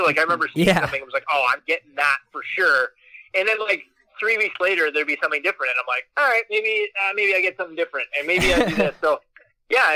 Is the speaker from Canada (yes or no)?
yes; Peterborough, Ontario, Canada; I grew up in Peterborough